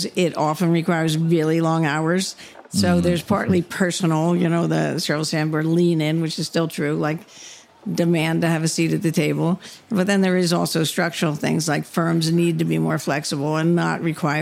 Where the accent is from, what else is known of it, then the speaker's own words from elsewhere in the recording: outside Philadelphia, Pennsylvania, United States; I grew up outside Philadelphia in a big Irish Catholic family